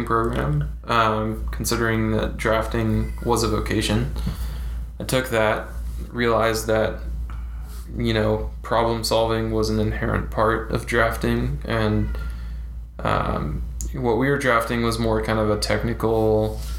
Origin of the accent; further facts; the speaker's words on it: Fresno, California, United States; moved away; I came from Fresno, California. The asshole of California